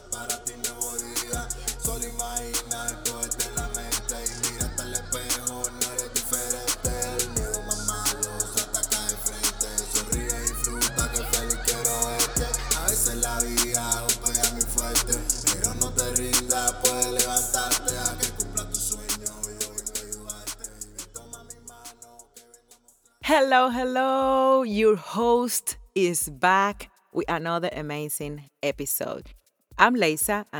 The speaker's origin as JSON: {"language": "English", "country": "Cuba", "tie": "born or raised there", "also_born_or_lived": "Las Vegas, United States", "moved": "as an adult", "lives_now": "Florida, United States", "said": "growing up in Cuba and how I came to live here in America."}